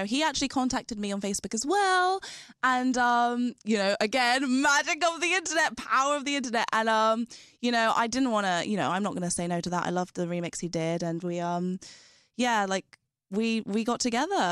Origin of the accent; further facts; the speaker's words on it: London, United Kingdom; I grew up in London.